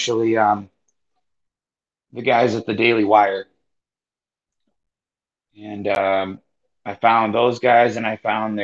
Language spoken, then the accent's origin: English; outside of Chicagoland, Northwest Illinois, United States; I'm from Northwest Illinois, outside of Chicagoland